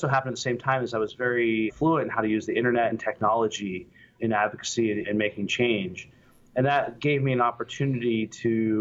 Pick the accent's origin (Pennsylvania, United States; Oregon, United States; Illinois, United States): Pennsylvania, United States; Pittsburgh; I grew up in Pittsburgh